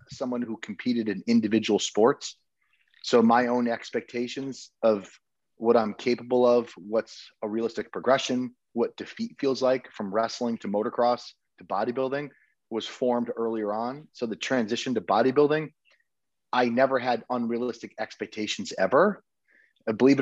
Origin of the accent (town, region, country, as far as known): Connecticut, United States; now in Texas, United States